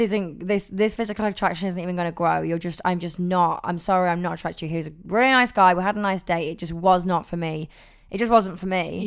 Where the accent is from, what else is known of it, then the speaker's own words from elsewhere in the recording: Nottingham, East Midlands, United Kingdom; now in London, United Kingdom; I'm from Nottingham living in London